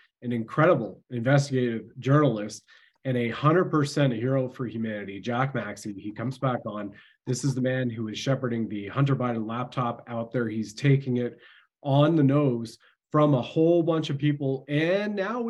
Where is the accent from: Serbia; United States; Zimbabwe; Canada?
Canada; I've served my country at the federal level as a Canadian infantry soldier.